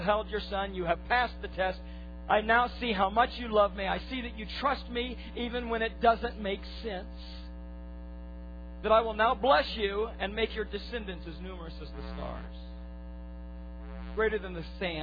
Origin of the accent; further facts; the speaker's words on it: United States; we as American Christians